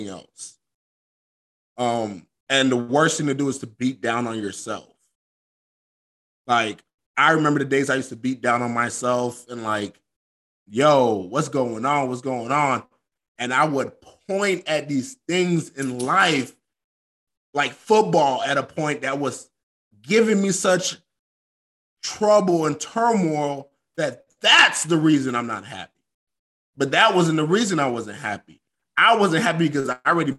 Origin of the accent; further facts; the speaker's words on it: Florida, United States; moved away as an adult; I'm from Florida